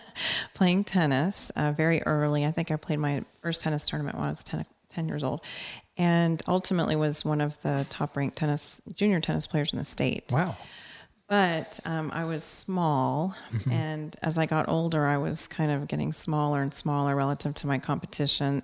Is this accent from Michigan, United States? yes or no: no; Corpus Christi, Texas, United States; I grew up in Corpus Christi, Texas, and my parents were teachers